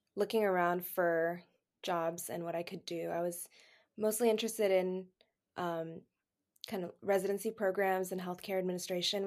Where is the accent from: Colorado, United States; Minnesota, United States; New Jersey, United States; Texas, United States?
Texas, United States; Houston; now in Redlands, United States; I'm from Houston, Texas, but I currently live in Redlands, California